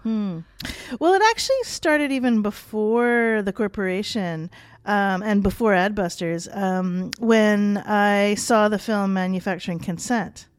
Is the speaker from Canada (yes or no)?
yes; Canada; being Canadian